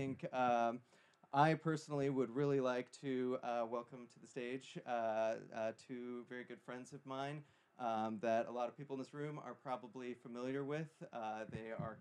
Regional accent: Clear Lake, Iowa, United States; So I grew up in Clear Lake, Iowa, the town that killed …

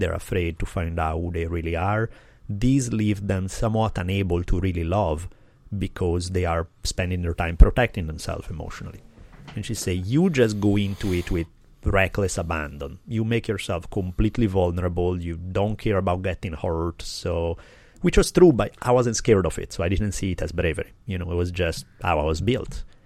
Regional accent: Italy; I grew up skiing in the Alps in Italy

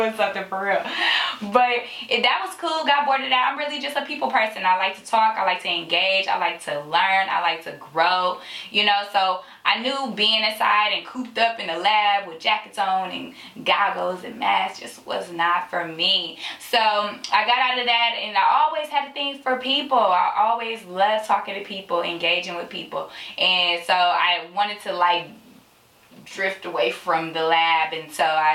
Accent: San Francisco, California, United States; now in Sacramento, United States; I am from San Francisco, born and raised

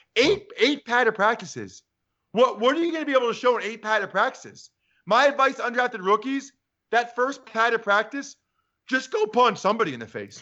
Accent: Reading, Pennsylvania, United States; I grew up in Reading

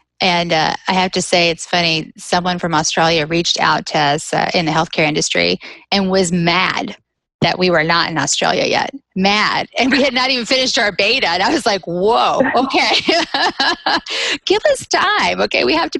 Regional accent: Southeast, United States; now in Birmingham, United States; I'm not from California. I moved back to the Southeast, which is where all of my family lives. And I'm actually in Birmingham, which is where my sister was born.

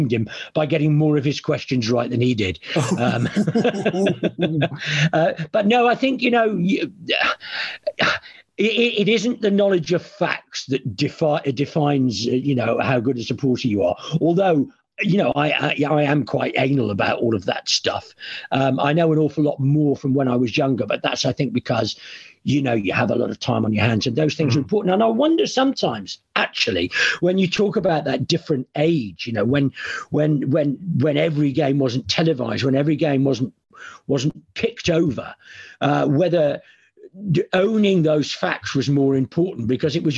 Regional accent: Stoke-on-Trent, West Midlands, United Kingdom; I'm from Stoke-on-Trent, and I used to go with my granddad and sit in the Butler Street

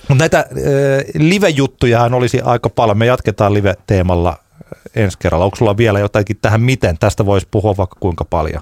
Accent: Tampere, Pirkanmaa, Finland; minä olen tamperelainen

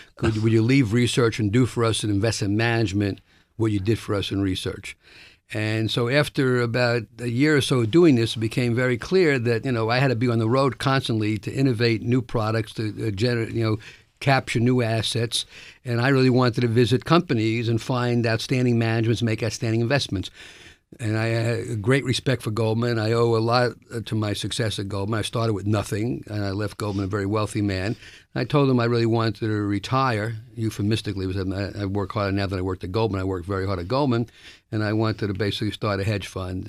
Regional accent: New York City, New York, United States; I was born in the South Bronx, uh, first generation of my family to get a, born in America

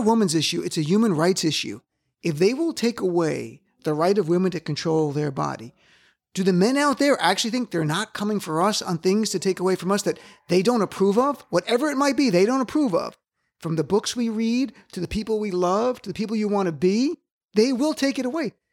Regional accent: New Jersey, United States; I'm from Jersey, and we're Jersey liberal

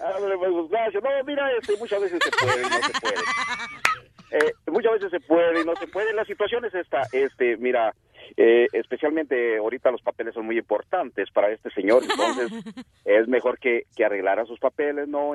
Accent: Mexico; also born or lived in Sahuayo, Michoacán; soy mexicano, 100%

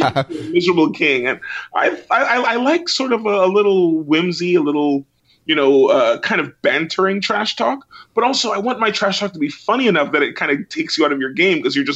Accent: New York City, New York, United States; I grew up in Brooklyn

